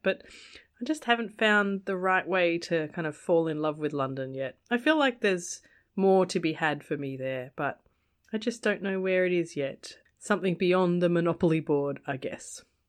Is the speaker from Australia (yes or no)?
yes; Australia; As an Aussie, growing up here in Australia